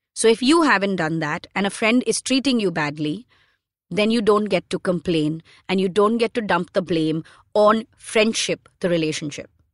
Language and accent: English; Mumbai, Maharashtra, India; someone who was born and brought up in Bombay in the nineties